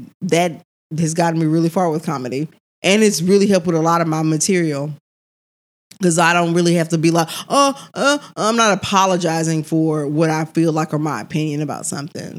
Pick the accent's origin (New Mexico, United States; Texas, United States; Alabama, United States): Texas, United States; Missouri City; I'm from Missouri City.